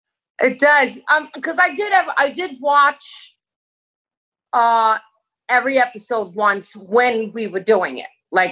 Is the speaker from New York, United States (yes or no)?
yes; New York, United States; I'm a New Yorker.